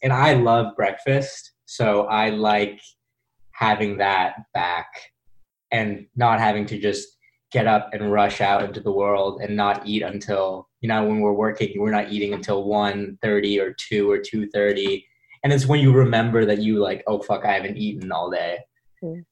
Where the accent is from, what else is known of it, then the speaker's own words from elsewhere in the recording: Bay Area, California, United States; also born or lived in Los Angeles; now in New York, United States; I'm from the Bay Area